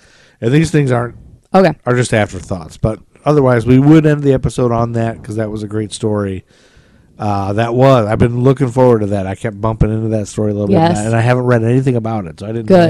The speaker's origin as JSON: {"language": "English", "town": "Toledo", "region": "Ohio", "country": "United States", "said": "Yeah, he's from Toledo, and I'm from Toledo."}